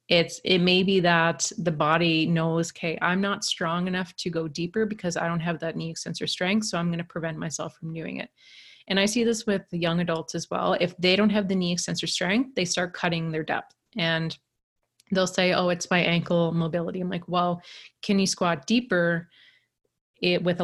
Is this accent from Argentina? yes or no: no; Canada; accent: East Coast; where I'm from in Canada, they kind of say like we're the, I've had Americans call us like, said we sound like Irish rednecks. And so it's very like colloquial, kind of small island